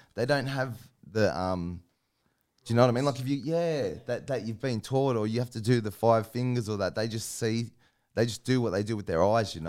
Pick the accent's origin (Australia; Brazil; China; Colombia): Australia; Sydney, New South Wales; I grew up in Sydney, down in, like, Sydney's West, Guildford, Maryland and that.